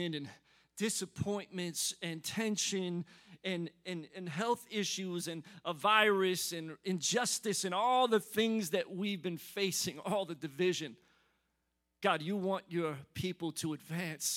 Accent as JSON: {"language": "English", "town": "Philadelphia", "region": "Pennsylvania", "country": "United States", "tie": "born or raised there", "moved": "yes", "lives_now": "Atlanta, United States", "said": "I grew up in Philly"}